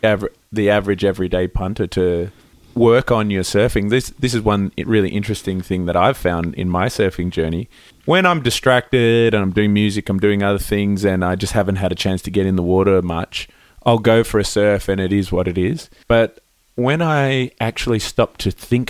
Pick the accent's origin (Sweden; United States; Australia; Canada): Australia; Melbourne, Victoria; I grew up in Melbourne